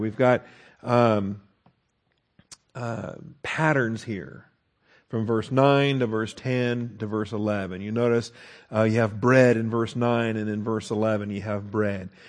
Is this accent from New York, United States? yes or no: no; Washington, United States; I grew up in Washington State, and, and we are a lumberjack state